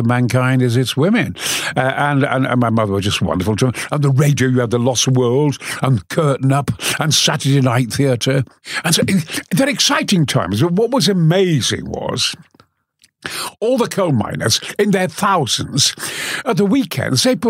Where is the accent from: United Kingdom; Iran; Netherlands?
United Kingdom; Goldthorpe, Yorkshire and the Humber; also born or lived in Mexborough; lived in Goforth